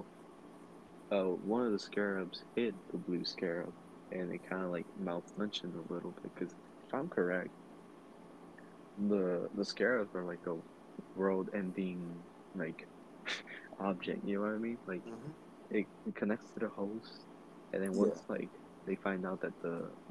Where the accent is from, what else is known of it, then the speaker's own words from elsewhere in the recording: Texas, United States; We're from Texas. You know, Texas.